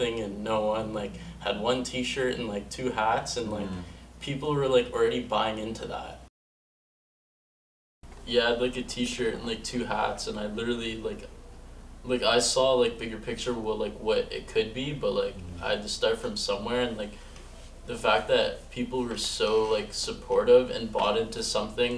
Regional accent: Hamilton, Ontario, Canada; I pretty much grew up here almost my whole life.

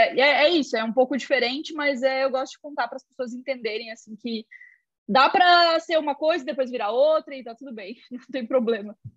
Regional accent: Joinville, Santa Catarina, Brazil; sou de Joinville, Santa Catarina

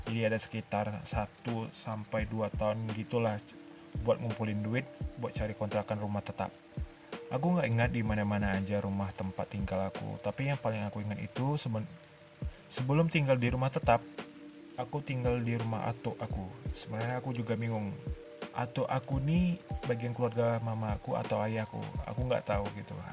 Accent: Duri, Riau, Indonesia; born there; aku lahir di Duri pada tahun 1999. Aku lahir pada bulan puasa waktu itu.

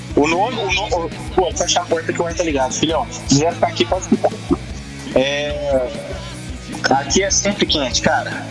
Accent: Minas Gerais, Brazil; moved away; also born or lived in Tocantins; eu vim de Minas Gerais. E lá em Minas, a, a, minha galera, assim, da infância

